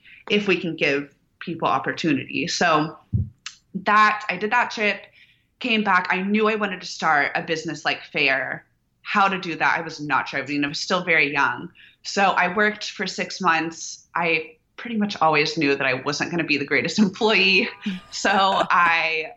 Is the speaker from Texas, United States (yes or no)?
yes; Houston, Texas, United States; moved away as an adult; now in Austin, United States; I was born in Houston to entrepreneurs.